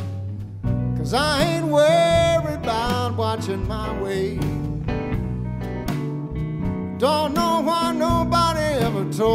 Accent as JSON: {"language": "English", "region": "Texas", "country": "United States", "tie": "born or raised there", "moved": "yes", "lives_now": "Nashville, United States", "said": "I moved to Nashville, Tennessee, 30-something years ago from my home state of Texas"}